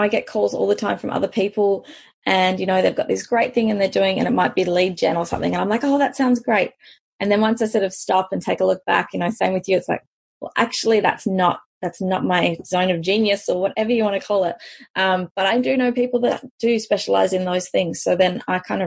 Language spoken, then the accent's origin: English; South Africa; moved away; I'm originally from South Africa